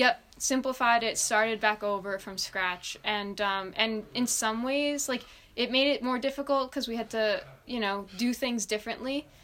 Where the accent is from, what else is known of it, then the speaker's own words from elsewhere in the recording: Long Island, New York, United States; I grew up on Long Island